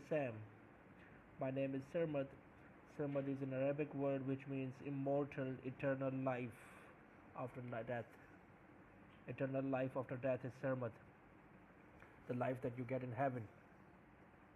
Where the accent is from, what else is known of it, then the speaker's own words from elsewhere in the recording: Pakistan; I'm from Pakistan